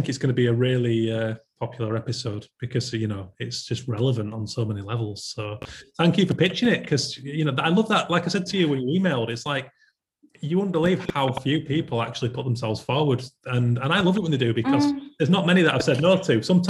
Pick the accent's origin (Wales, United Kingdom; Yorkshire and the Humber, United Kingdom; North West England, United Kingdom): Yorkshire and the Humber, United Kingdom; And actually, me being a Yorkshireman and being in there was awesome